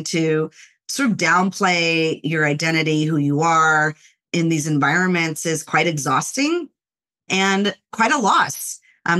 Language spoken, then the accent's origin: English; Los Angeles, California, United States; I grew up in the Los Angeles area, born in the city of Los Angeles, and I was raised there until I was around 5 or 6 years old